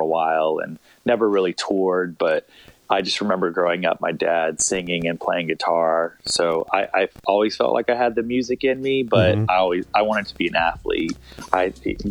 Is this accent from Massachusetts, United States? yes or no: no; Long Beach, California, United States; also born or lived in La Jolla, California; I grew up in Long Beach, California